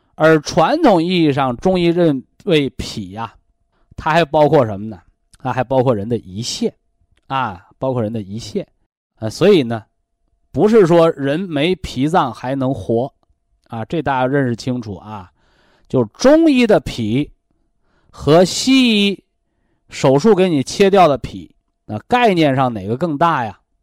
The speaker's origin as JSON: {"language": "Chinese", "country": "China", "said": "我们怎么样能让全国的平均寿命更高，让我们中国人骄傲？"}